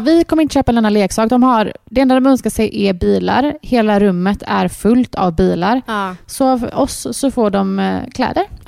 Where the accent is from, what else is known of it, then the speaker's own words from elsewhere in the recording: Gothenburg, Västra Götaland, Sweden; vi är uppvuxna här ute i Torslanda.